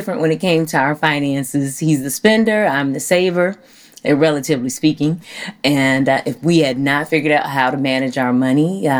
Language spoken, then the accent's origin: English; Chicago, Illinois, United States; now in Dallas, United States; I'm from Chicago, where men are very aggressive.